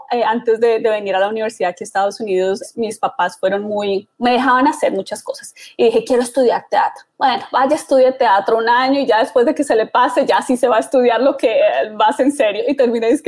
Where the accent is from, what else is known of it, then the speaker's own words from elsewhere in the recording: Bogotá, Colombia; now in United States; Soy originalmente de Bogotá, Colombia.